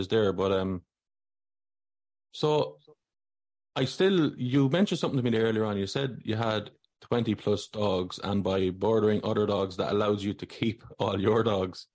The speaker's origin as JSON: {"language": "English", "town": "Athlone", "region": "Westmeath", "country": "Ireland", "said": "I'm from Athlone. I'm from the Big Smoke."}